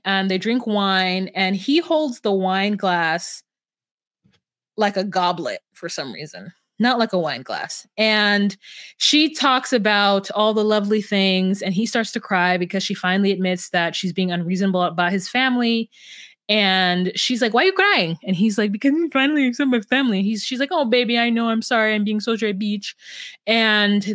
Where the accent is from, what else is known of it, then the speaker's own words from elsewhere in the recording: California, United States; moved away as an adult; now in Minnesota, United States; I'm a Californian to my core